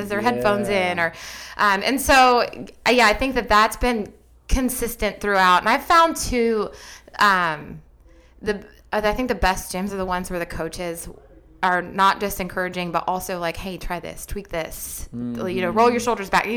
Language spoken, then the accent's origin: English; Columbus, Ohio, United States; I'm from Ohio.